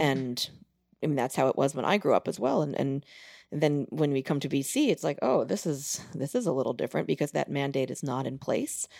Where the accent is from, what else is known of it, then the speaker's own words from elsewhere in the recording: Long Island, New York, United States; moved away; growing up in New York, it's a, it's a great place for music education.